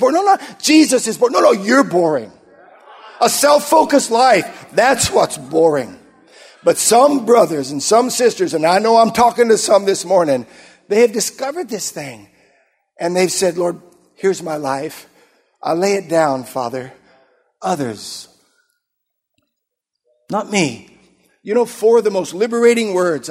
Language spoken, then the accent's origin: English; Yuma, Arizona, United States; moved away; I grew up in Arizona. We were there in Yuma, Arizona for many years